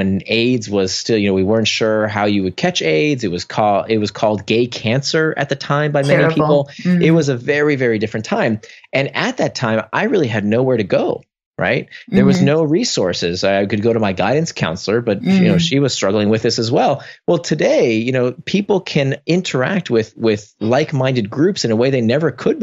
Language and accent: English; Orlando, Florida, United States; moved away as an adult; also born or lived in Atlanta / California; now in New York, United States; I grew up in Orlando